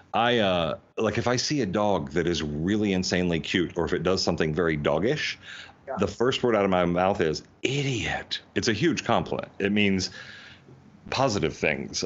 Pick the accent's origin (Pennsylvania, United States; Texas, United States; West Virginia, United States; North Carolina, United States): North Carolina, United States; now in Los Angeles, United States; when I moved away from North Carolina, where I grew up